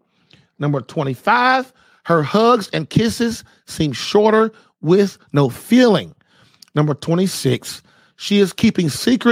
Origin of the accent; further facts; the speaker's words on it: Puerto Rico; You're from Mexico and I'm from Puerto Rico.